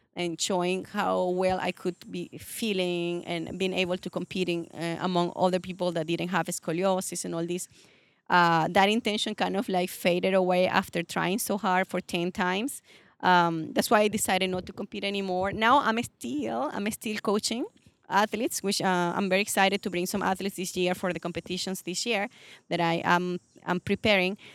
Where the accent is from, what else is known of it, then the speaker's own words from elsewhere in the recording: Venezuela; accent: Latin; English is a second language; moved away as an adult; also born or lived in California, United States / Chicago, United States / Sydney, Australia; now in Toronto, Canada; I'm actually from Venezuela.